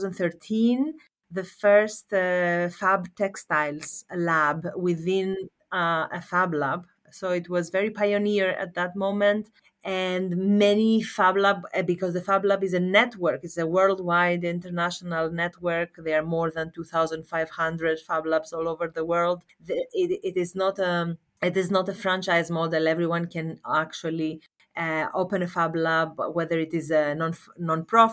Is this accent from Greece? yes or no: yes; Thessaloniki, Central Macedonia, Greece; I am a Greek architect and I grew up in Thessaloniki in Greece